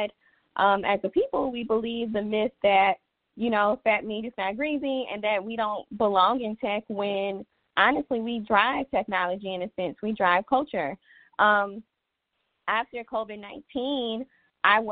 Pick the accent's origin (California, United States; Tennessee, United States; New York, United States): Tennessee, United States; Nashville; moved away as an adult; now in Atlanta, United States; I am originally from Nashville, Tennessee, now recently relocated to Atlanta, Georgia.